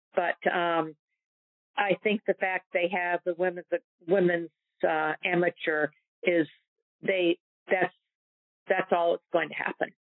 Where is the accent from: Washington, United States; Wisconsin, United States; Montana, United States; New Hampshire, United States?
New Hampshire, United States; I grew up in New Hampshire